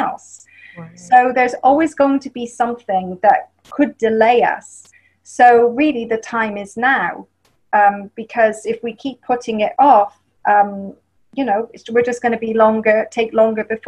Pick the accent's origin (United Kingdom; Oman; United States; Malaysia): United Kingdom; England; accent: English; moved away; And I'm from England